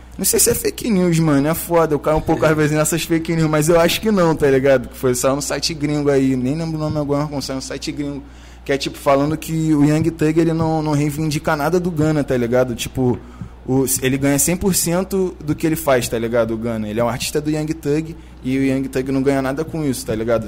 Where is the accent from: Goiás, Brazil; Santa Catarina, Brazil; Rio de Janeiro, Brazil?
Rio de Janeiro, Brazil; sou da Cidade Alta, mano. Sou criado da Cidade Alta.